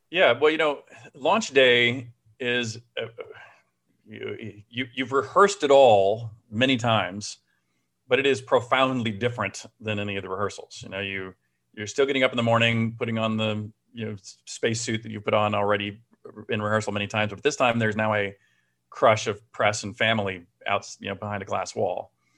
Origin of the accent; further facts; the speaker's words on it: Houston, Texas, United States; also born or lived in Austin, Texas; I grew up in Houston